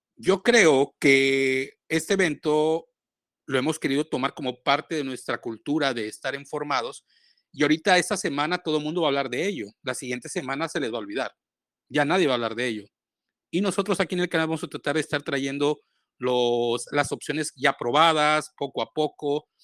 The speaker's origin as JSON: {"language": "Spanish", "town": "Boca del Río", "region": "Veracruz", "country": "Mexico", "said": "Yo soy del puerto de Boca del Río"}